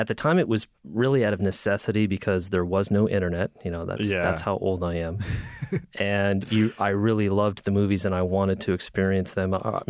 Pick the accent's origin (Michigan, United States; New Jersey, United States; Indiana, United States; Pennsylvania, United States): Pennsylvania, United States; near Hershey; moved away; I grew up in the middle of nowhere in Pennsylvania.